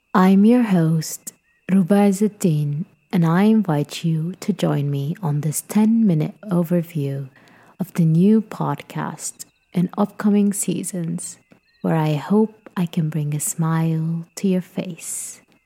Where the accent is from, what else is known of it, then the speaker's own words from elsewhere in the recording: Sudan; moved away as an adult; my home country, Sudan